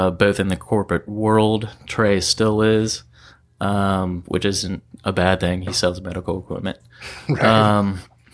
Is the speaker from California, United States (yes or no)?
no; Virginia, United States; moved away as an adult; now in San Diego, United States; I grew up on the East Coast, Virginia, in the country.